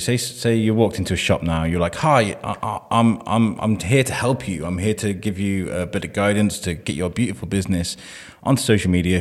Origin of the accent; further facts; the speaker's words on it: Wrexham, Wales, United Kingdom; now in Shrewsbury, United Kingdom; I grew up in Wrexham